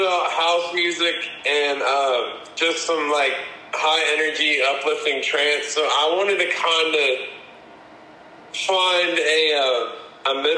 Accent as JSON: {"language": "English", "region": "the Carolinas", "country": "United States", "lives_now": "Charlotte, United States", "said": "I am from the Carolinas. I'm in based in Charlotte."}